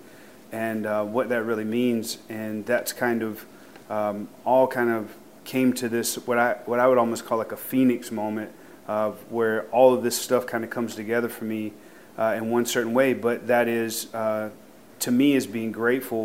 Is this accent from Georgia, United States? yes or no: yes; Thomaston, Georgia, United States; growing up in Thomaston was really an interesting experience.